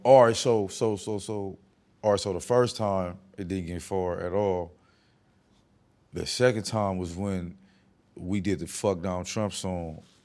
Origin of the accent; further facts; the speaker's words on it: West Coast, United States; I'm from the West Coast